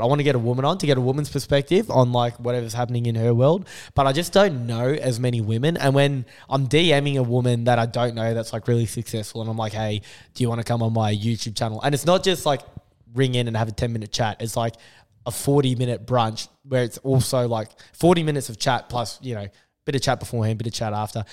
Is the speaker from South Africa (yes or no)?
no; Australia; I'm half Australian